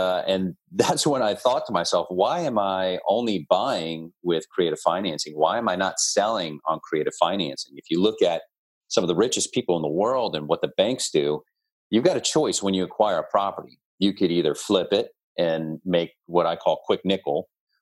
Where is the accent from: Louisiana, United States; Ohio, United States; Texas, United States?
Louisiana, United States; New Orleans; I'm from New Orleans.